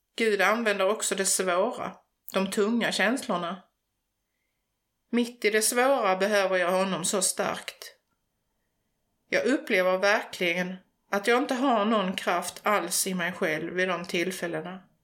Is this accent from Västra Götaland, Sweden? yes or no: no; Förslöv, Skåne, Sweden; Jag är en bondflicka från Förslöv, en liten by precis söder om Hallandsåsen i nordvästra Skåne. Uppväxt på landet med djur och natur omkring mig